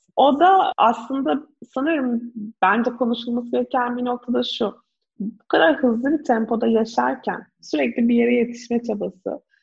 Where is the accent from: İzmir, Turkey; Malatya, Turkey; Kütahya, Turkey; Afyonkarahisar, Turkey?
İzmir, Turkey; Ben de İzmir'de büyüdüm